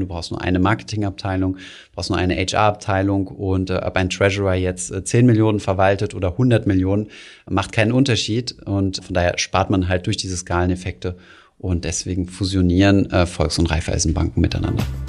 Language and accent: German; Germany; als Deutsche